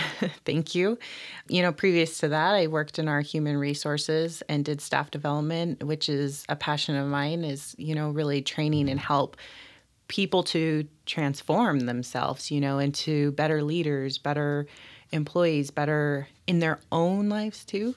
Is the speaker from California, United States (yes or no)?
yes; Bishop, California, United States; also born or lived in Riverside, California; I grew up here in Bishop, went away to school, uh, starting in high school when we went to boarding school, Sherman Indian High School